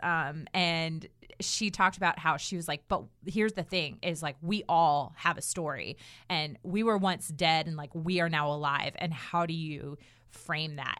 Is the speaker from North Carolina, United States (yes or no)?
yes; Durham, North Carolina, United States; right here in my hometown of Durham, North Carolina